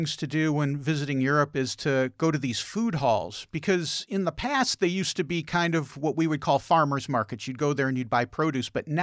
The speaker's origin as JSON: {"language": "English", "town": "Chicago", "region": "Illinois", "country": "United States", "tie": "born or raised there", "also_born_or_lived": "East Coast, United States", "moved": "yes", "said": "I grew up in Chicago"}